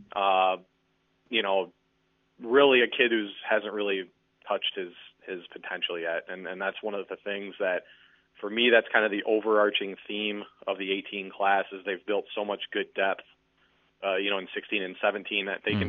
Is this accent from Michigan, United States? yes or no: yes; Muskegon, Michigan, United States; also born or lived in Los Angeles, California; I grew up in Muskegon, Michigan